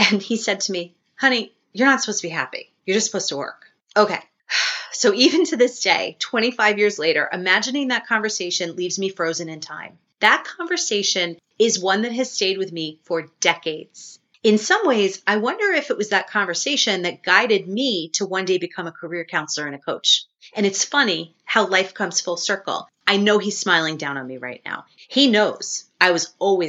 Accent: South Shore of Long Island, New York, United States; also born or lived in Baltimore, Maryland / Tampa, Florida; now in Connecticut, United States; I grew up on the South Shore of Long Island

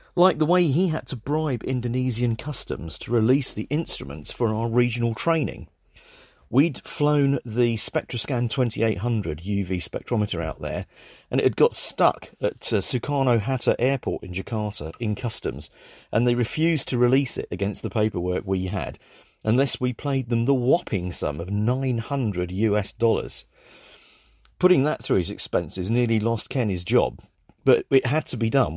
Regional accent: England, United Kingdom; I'm English

